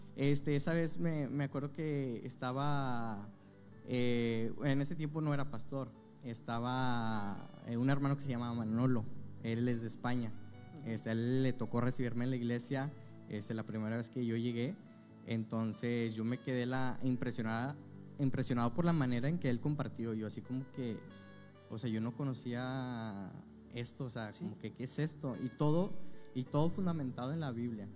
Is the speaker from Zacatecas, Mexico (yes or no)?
yes; Zacatecas, Mexico; now in Monterrey, Mexico; nací aquí en Monterrey, Nuevo León, eh, pero cuando recién nacido me fui a vivir a Zacatecas. Mi familia pues era de allá